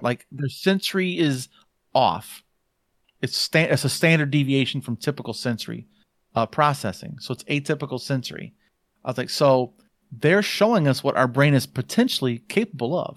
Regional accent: Hartford, Michigan, United States; also born or lived in Georgia, United States / Benton Harbor, Michigan; we moved from Georgia to Michigan, um, when I was five

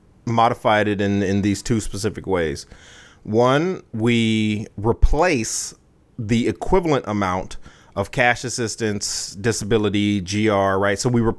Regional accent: United States; As an American

